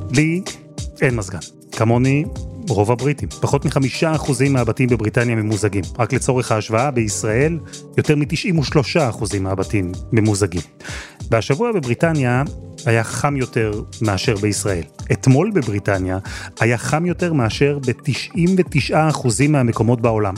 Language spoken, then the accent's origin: Hebrew; Israel; now in United Kingdom; אנחנו הישראלים